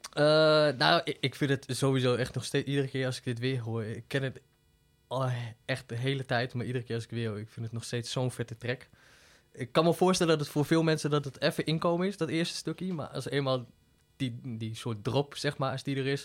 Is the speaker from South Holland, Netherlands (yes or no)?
no; Deventer, Overijssel, Netherlands; moved away as an adult; also born or lived in Utrecht; Ik ben geboren en opgegroeid in Deventer